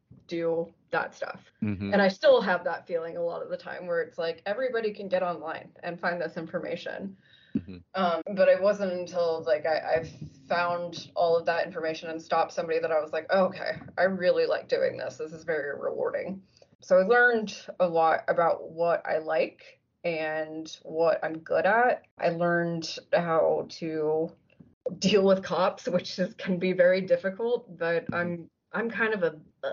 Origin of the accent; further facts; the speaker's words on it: Lebanon, Ohio, United States; moved away as an adult; also born or lived in Halifax, Nova Scotia, Canada / Connecticut; now in Cincinnati, United States; I grew up in Lebanon, Ohio